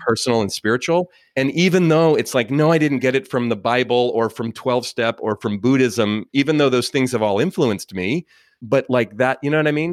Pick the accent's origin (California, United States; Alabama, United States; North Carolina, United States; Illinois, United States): California, United States; Oakland; I grew up in Oakland, California